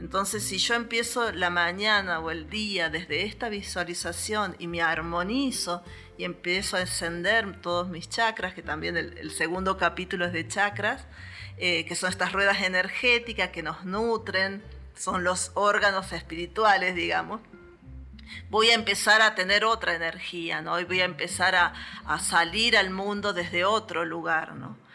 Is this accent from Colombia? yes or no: no; Villa Dolores, Córdoba, Argentina; Nací en Villa Dolores, justamente en el hospital